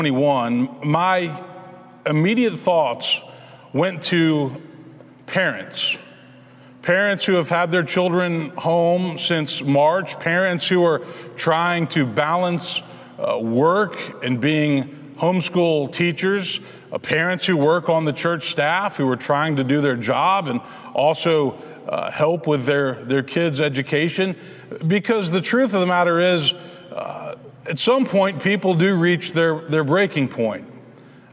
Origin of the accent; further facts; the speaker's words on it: Memphis, Tennessee, United States; Memphis, which is my hometown